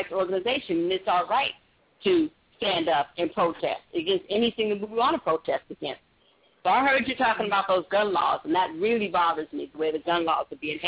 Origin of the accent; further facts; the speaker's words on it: Oakland, California, United States; now in Kennesaw, United States; I'm from Oakland, California